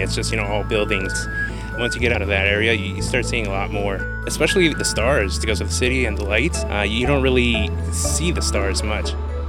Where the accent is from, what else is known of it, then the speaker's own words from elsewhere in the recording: Chicago, Illinois, United States; I'm from Chicago, Illinois.